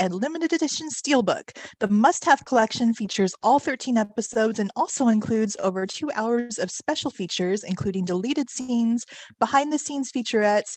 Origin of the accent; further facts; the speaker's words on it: Portland, Oregon, United States; I'm from Portland, Oregon, and I am one of the newer members of Women at Warp.